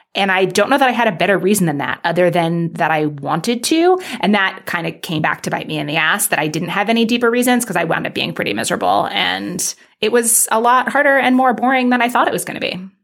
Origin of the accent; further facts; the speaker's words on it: New York City, New York, United States; I grew up in Manhattan